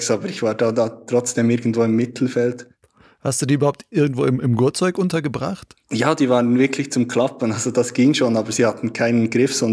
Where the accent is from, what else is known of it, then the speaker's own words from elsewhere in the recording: Switzerland; Also bei uns in der Schweiz heißt das Unihockey. Das ist relativ bekannt hier.